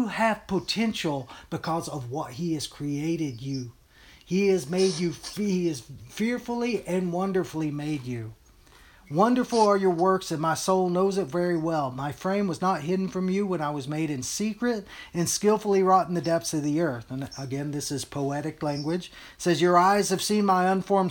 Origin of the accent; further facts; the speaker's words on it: Texas, United States; moved away; also born or lived in Hawaii / Colorado / Utah; I was born and brought up in Texas and stuff. I think it's obvious by the way I talk